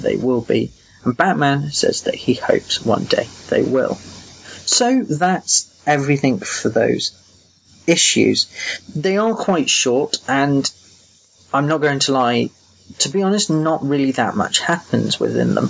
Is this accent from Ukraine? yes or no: no; England, United Kingdom; I'm that English guy